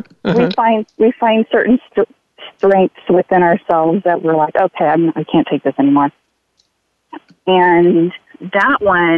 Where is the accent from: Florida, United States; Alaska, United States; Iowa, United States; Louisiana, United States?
Alaska, United States; moved away; also born or lived in California / Hawaii; I was born in California, and I grew up in Alaska, and then we moved to Hawaii